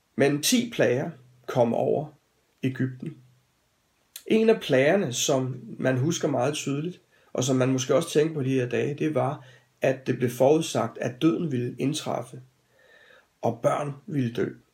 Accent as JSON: {"language": "Danish", "country": "Denmark", "said": "som danskere"}